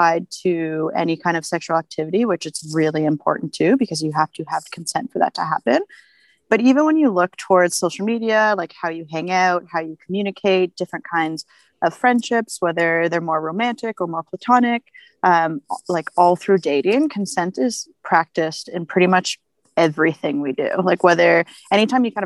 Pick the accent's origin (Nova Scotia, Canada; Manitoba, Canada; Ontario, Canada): Ontario, Canada; Ottawa; moved away as an adult; now in Banff, Canada; Originally, I am from Ottawa.